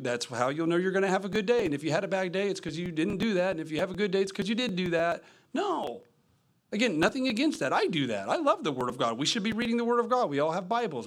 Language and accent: English; the Midwest, Kentucky, United States; I'm from the Midwest